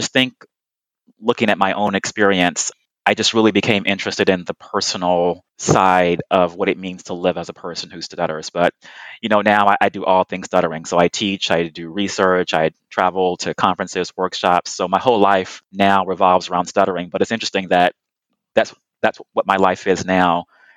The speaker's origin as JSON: {"language": "English", "town": "Houston", "region": "Texas", "country": "United States", "tie": "born or raised there", "said": "I was born and raised in Houston, Texas"}